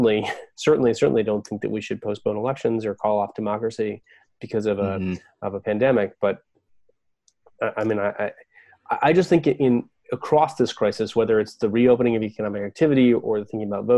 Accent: Oregon, United States; now in Virginia, United States; I'm from Oregon

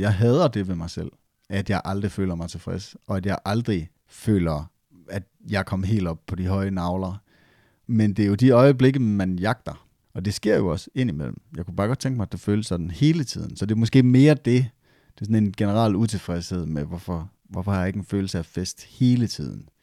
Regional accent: Esbjerg, Southern Denmark, Denmark; accent: Jutlandic; jeg taler sindssygt jysk, eller jeg taler, eller hold op, du er godt nok fra Esbjerg

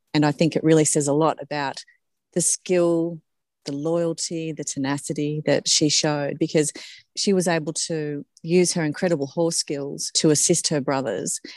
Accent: Forbes, New South Wales, Australia; moved away; I was from Forbes originally

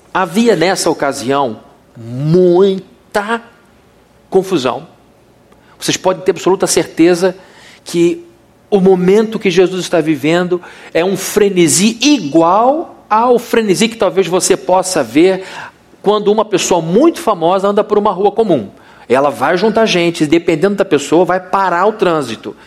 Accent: São Gonçalo, Rio de Janeiro, Brazil; voltar à escola onde eu estudei quando era pequenininho em São Gonçalo chamado Santa Terezinha

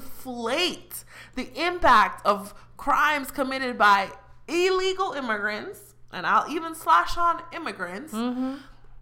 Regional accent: Jamaica; I'm very prideful about being Jamaican

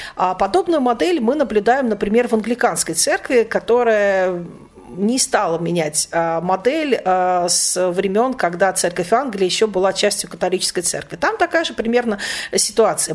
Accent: Obninsk, Kaluga Oblast, Russia; в том приходе, в котором я выросла, а, в Обнинске

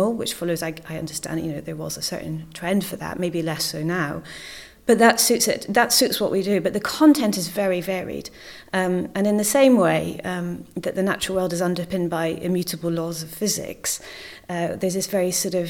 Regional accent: Scotland, United Kingdom; moved away; also born or lived in Cornwall; I come from Scotland originally

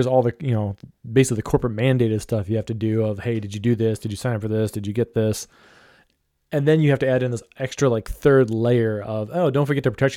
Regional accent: Ohio, United States; I'm from Ohio

